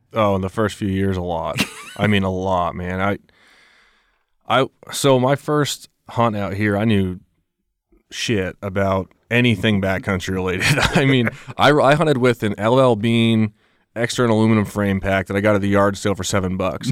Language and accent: English; Vermont, United States; moved away as an adult; now in Colorado, United States; I grew up in Vermont. I spent my whole life there